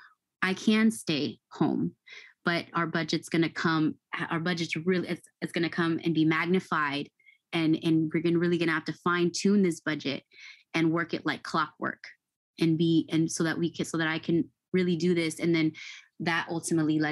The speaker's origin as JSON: {"language": "English", "town": "Fairfield", "region": "California", "country": "United States", "tie": "born or raised there", "said": "I grew up in Fairfield, California, in a really nice suburban area"}